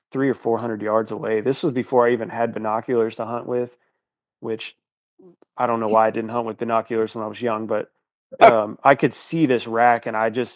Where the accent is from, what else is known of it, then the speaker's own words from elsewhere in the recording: Northeast Missouri, United States; also born or lived in Iowa; I grew up in Northeast Missouri, and I currently live in Missouri